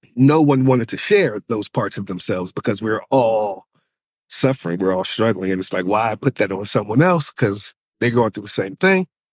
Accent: Charlottesville, Virginia, United States; I'm from Charlottesville, Virginia

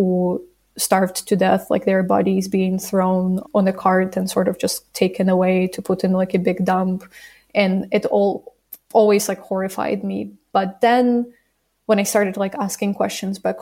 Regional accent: Zavorochi, Kyiv Oblast, Ukraine; now in Kyiv, Ukraine; I'm originally from Kyiv region, from a small village called Zavorochi, and I currently live in Kyiv

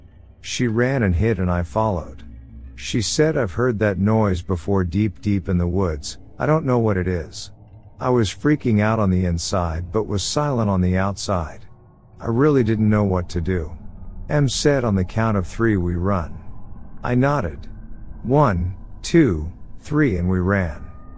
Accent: Ohio, United States; I grew up in Ohio but decided to go to Colorado for college.

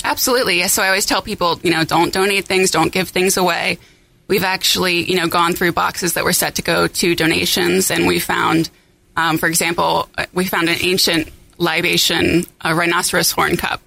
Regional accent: Cincinnati, Ohio, United States; I'm originally from Cincinnati, where we're headquartered

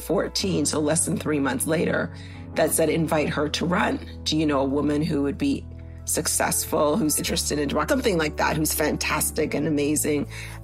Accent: Grenada; now in Canada; Yes, we were told, because we came from Grenada, that a Grenadian was running and we had to go to Toronto to help her.

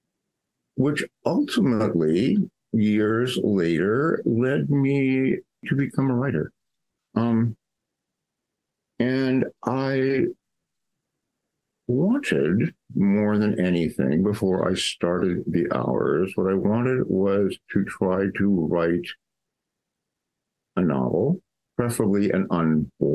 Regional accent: Los Angeles, California, United States; I grew up in Los Angeles

